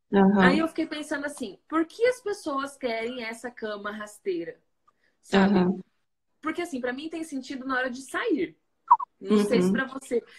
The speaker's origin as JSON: {"language": "Portuguese", "region": "Mato Grosso do Sul", "country": "Brazil", "lives_now": "São José, Brazil", "said": "que vim do Mato Grosso do Sul e estou acostumada com 35 graus naturalmente, né, no ano inteiro"}